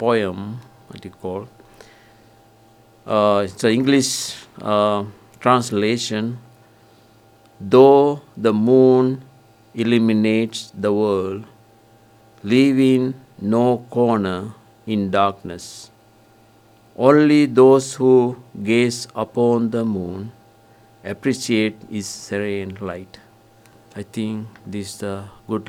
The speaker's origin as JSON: {"language": "English", "country": "Sri Lanka", "moved": "yes", "lives_now": "Kohala, United States", "said": "I'm from Sri Lanka"}